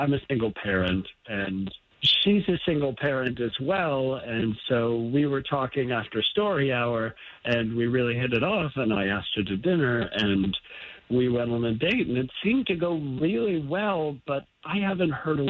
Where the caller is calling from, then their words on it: Longwood, Florida, United States; I'm calling from Longwood.